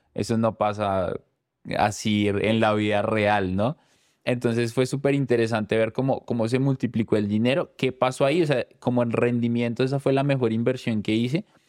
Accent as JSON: {"language": "Spanish", "town": "Chocontá", "region": "Cundinamarca", "country": "Colombia", "tie": "born or raised there", "said": "Yo crecí en un pueblo cerca de Bogotá que se llama Chocontá"}